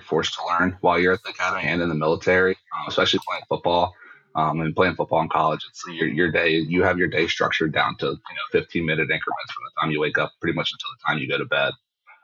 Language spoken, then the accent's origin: English; Maryland, United States; I'm from Maryland, and I don't really have a military family